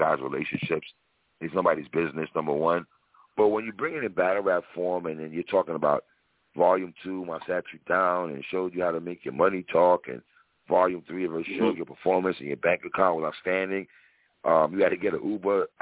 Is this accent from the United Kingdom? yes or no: no; New York, United States; I'm from New York